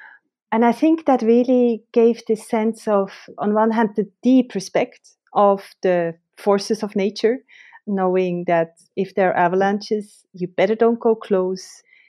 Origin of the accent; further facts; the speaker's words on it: Switzerland; I grew up in Switzerland, close to the mountains, and nature had always a very special place in my life.